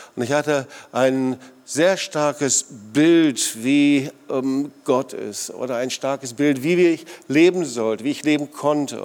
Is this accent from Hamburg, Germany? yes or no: no; Sauerland, North Rhine-Westphalia, Germany; now in Swabian Jura area, Germany; ich komme aus dem Sauerland